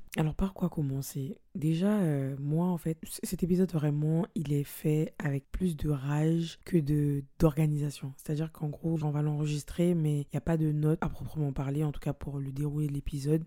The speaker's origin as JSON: {"language": "French", "country": "French Guiana", "tie": "born or raised there", "said": "on a été élevés en Guyane"}